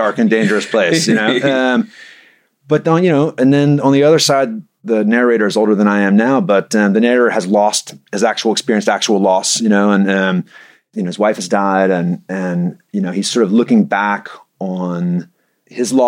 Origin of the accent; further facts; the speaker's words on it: Mobile, Alabama, United States; also born or lived in Virginia; now in Knoxville, United States; I grew up in Mobile, Alabama, but I've lived in Knoxville 21 years now